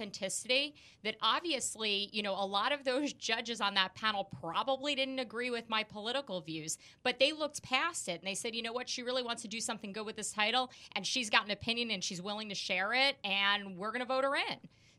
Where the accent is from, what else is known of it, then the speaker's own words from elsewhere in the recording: New Jersey, United States; moved away as an adult; now in Florida, United States; I grew up in New Jersey. I'm, you know, from New Jersey